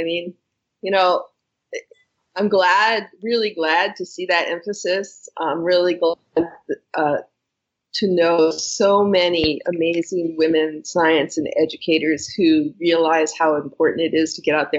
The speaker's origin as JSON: {"language": "English", "region": "New England", "country": "United States", "tie": "born or raised there", "said": "New England. Okay. New England."}